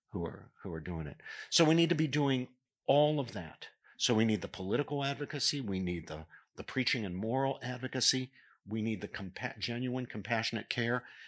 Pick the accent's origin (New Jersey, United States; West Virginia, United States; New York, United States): West Virginia, United States; Morgantown; moved away; working a pro-life table at West Virginia University, which was in the home, in, in my hometown.